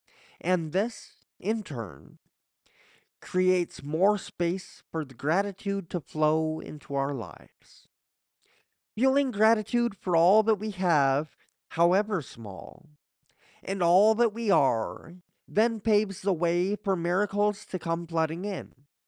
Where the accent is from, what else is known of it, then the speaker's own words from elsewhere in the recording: Coffs Harbour, New South Wales, Australia; I remember being in a car trip from my hometown of Coffs Harbour to Sydney with my parents when I was about 6 years old. I literally thought we were leaving Australia, because to me, Coffs Harbour was Australia.